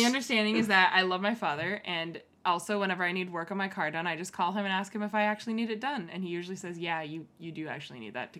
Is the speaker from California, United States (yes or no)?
yes; the Bay Area, California, United States; born or raised there